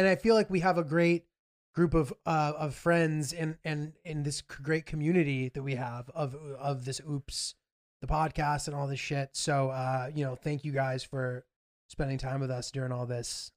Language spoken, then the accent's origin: English; New York, United States; I'm from New York